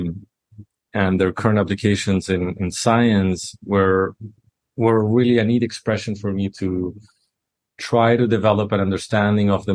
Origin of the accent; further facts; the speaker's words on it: Chile; I am from Chile in Latin America